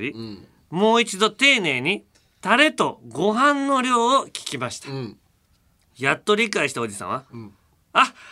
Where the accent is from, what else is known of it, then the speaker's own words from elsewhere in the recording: Fuchu, Hiroshima, Japan; 広島の府中市をやってる府中市それは僕の地元ですからね